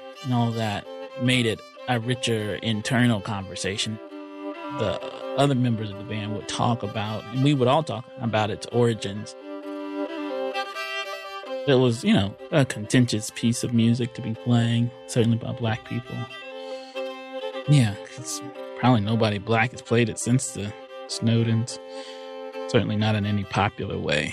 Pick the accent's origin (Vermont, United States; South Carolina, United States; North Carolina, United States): North Carolina, United States; I'm from North Carolina